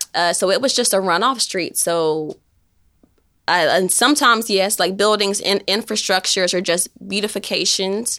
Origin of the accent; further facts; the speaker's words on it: Shelbyville, Tennessee, United States; moved away as an adult; now in Knoxville, United States; I'm from Shelbyville